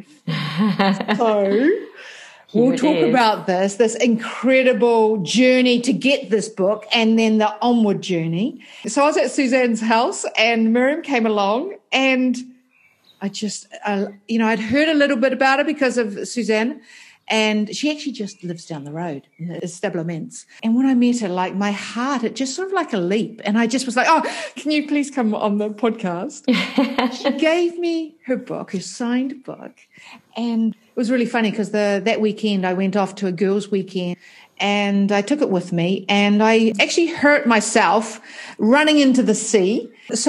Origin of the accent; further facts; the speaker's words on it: New Zealand; accent: New Zealand; that New Zealand accent